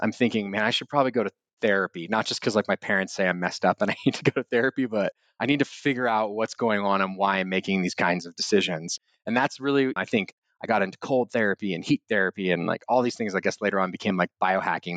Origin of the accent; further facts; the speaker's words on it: Austin, Texas, United States; also born or lived in Wimberley, Texas; I'm from Austin. I was born in a little town called Wimberley outside of Austin. And being raised in Austin at that time